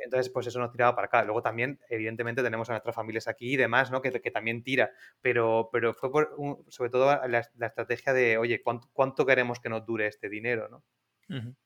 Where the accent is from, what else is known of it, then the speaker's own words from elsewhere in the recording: Spain; somos de aquí, de España